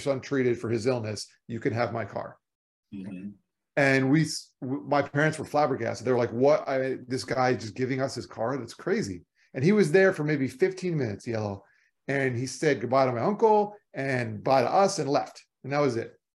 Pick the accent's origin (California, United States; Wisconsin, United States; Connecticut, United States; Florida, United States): Florida, United States; moved away; I'm from Florida